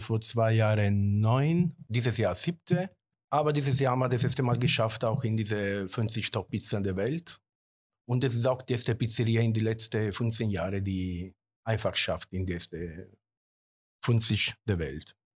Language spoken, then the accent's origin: German; Sarno, Campania, Italy; German is a second language; now in Germany; wir sind von Kampagnen da unten, also wir kommen aus Sarno